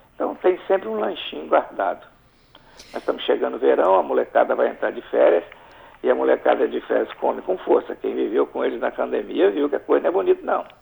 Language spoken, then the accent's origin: Portuguese; Alegre, Espírito Santo, Brazil; eu sou do Principado do Alegre